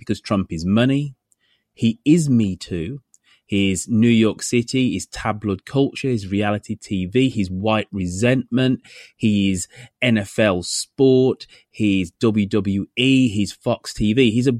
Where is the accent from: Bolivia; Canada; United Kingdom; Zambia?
United Kingdom; England; I'm the Englishman. I'm the Englishman on American shores.